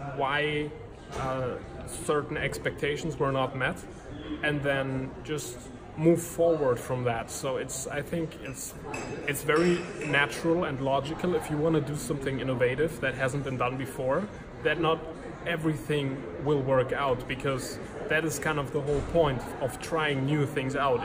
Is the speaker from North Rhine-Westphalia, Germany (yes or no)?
yes; near Cologne, North Rhine-Westphalia, Germany; I grew up uh, in, in Germany, pretty close